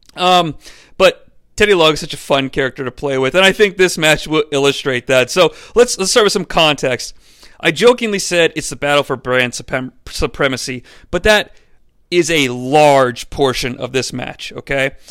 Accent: Cincinnati, Ohio, United States; growing up in the Cincinnati area

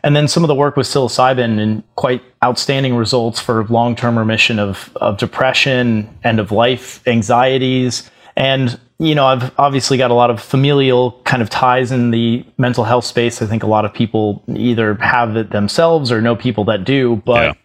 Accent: Florida, United States; I grew up in Florida

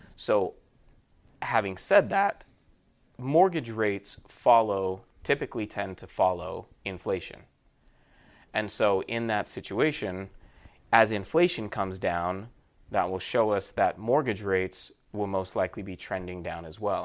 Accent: Murray, Utah, United States; moved away as an adult; now in Southern California, United States; I am from Utah. Born and raised in Murray, Utah.

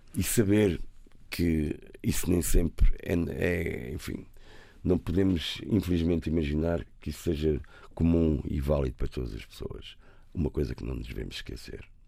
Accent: Lisbon, Portugal; also born or lived in Algarve; sou um rapaz da cidade, nasci em Campo de Orique

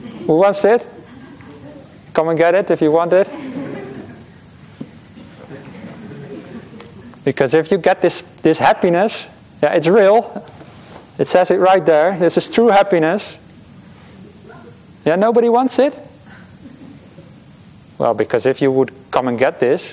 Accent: Netherlands; now in Australia; I'm from the Netherlands. It can be quite rainy over there

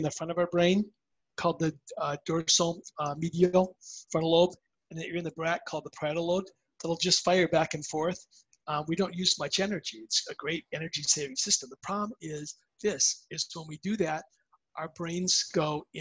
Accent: Minnesota, United States; I grew up playing hockey in Minnesota.

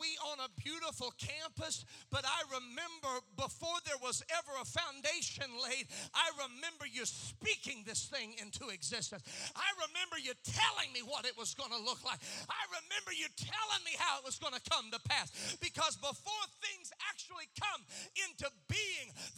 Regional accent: Kokomo, Indiana, United States; I grew up in Kokomo, Indiana

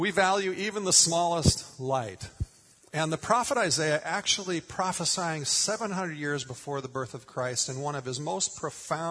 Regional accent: Minnesota, United States; moved away; grew up in Minnesota

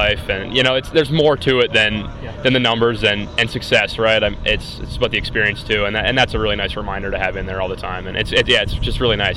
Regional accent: Swift Current, Saskatchewan, Canada; I'm from Swift Current

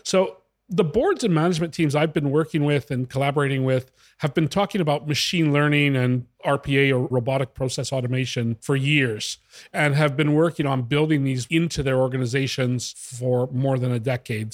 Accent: Western Canada, Canada; moved away as an adult; now in Italy; I grew up in Western Canada.

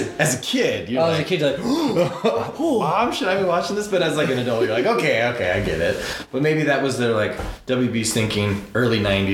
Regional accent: United States; as American

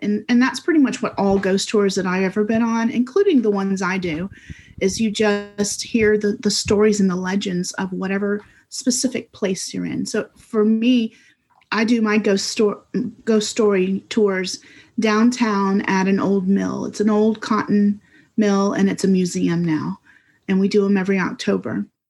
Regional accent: South Carolina, United States; also born or lived in Florida / Massachusetts / Cyprus; ever since the third grade, so for most of my life, I've lived in South Carolina in some place

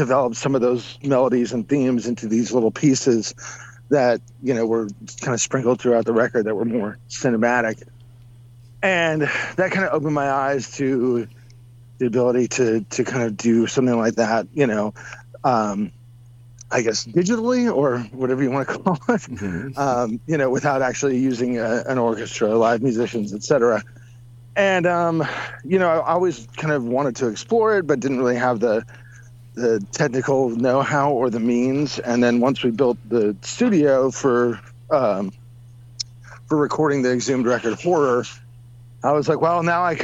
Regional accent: United States; as an American

